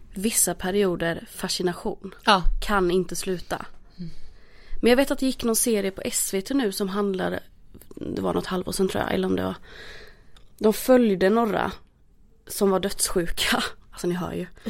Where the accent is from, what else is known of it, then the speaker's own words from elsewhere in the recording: Småland, Sweden; now in Stockholm, Sweden; jag är från Småland.